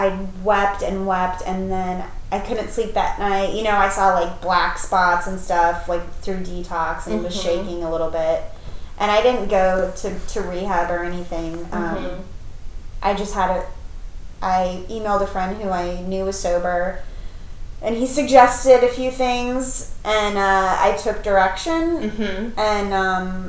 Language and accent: English; Colorado, United States; moved away as an adult; also born or lived in Brooklyn, New York / Los Angeles / San Francisco; I'm from Colorado